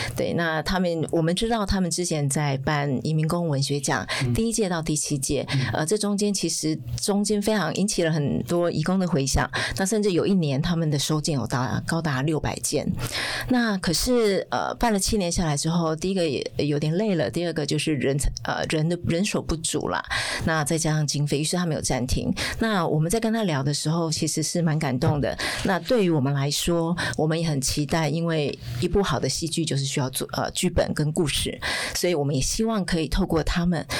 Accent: Taiwan; 我们台湾人

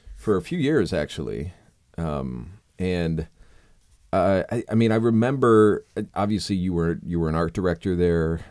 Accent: South Florida, United States; moved away; also born or lived in Key West; growing up in South Florida

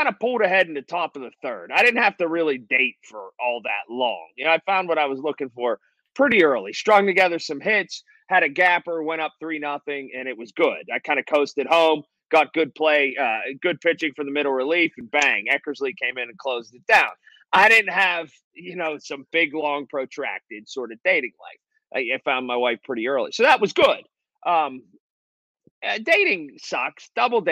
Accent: Sharpsburg, Pennsylvania, United States; I grew up in Sharpsburg

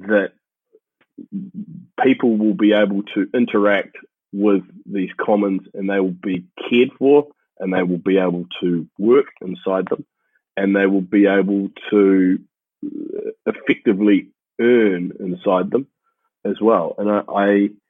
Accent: New Zealand; moved away; I had the benefit, I guess, of growing up in New Zealand, where we consider ourselves like super uncorrupt

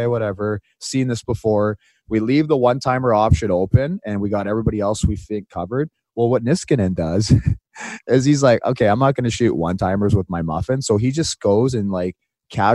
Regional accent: Boston, Massachusetts, United States; accent: Boston; It's my Boston accent right there.

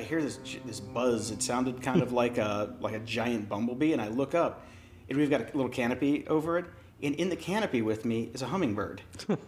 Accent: Pittsburgh, Pennsylvania, United States; I'm from Pittsburgh

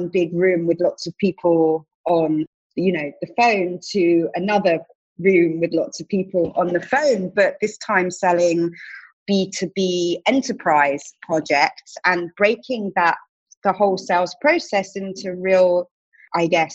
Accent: United Kingdom; accent: British; also born or lived in Tel Aviv, Israel; now in New York, United States; I'm British, obviously, in case the accent didn't give it away

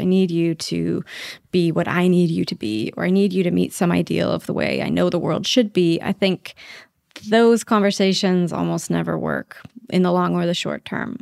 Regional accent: Idaho, United States; moved away; I'm from Idaho

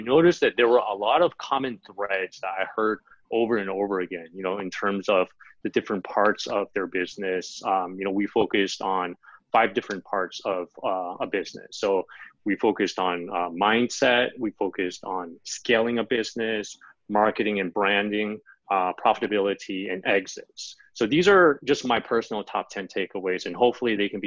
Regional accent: Los Angeles, California, United States; moved away as an adult; also born or lived in Shanghai, China; I was born and raised in the States, in Los Angeles

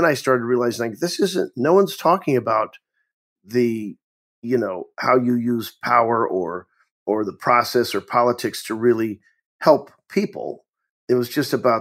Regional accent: Tipton, Missouri, United States; moved away as an adult; I'm from Tipton.

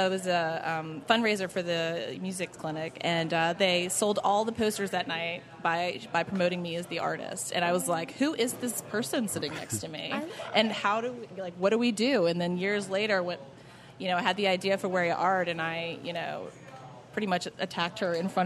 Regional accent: New Orleans, Louisiana, United States; growing up in New Orleans

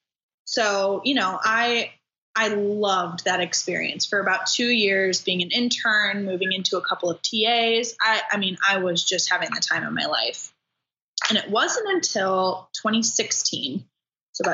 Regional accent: Wisconsin, United States; I am originally from Wisconsin. So go Badgers, go Packers. Grew up there, Midwest girl.

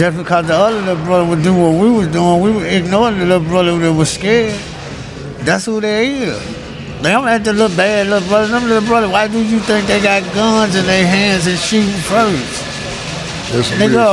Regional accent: Memphis, Tennessee, United States; I'm originally from South Memphis

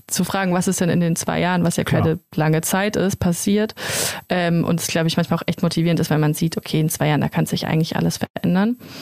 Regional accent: Germany; also born or lived in Mannheim; wir kommen alle aus der Region, keiner von uns kommt aus Mannheim

